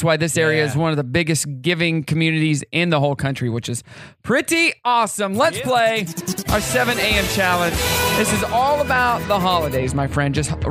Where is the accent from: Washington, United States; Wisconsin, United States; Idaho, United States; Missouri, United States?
Missouri, United States; McDonald County; now in Northwest Arkansas, United States; I was born and raised in, well, not born, but raised in McDonald County, just south.